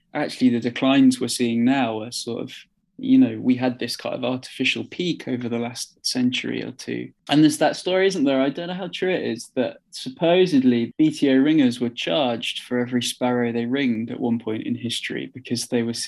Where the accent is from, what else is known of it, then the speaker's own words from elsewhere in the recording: Midlands, United Kingdom; also born or lived in Manchester; now in South England, United Kingdom; I was born in Manchester and we moved to the Midlands and now I'm in the South.